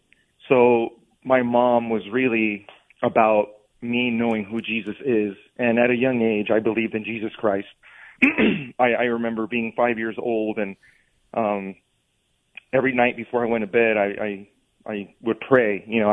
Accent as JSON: {"language": "English", "town": "Bell Gardens", "region": "California", "country": "United States", "tie": "born or raised there", "said": "I grew up in Bell Gardens, California, mm-hmm. which is a small city by East LA."}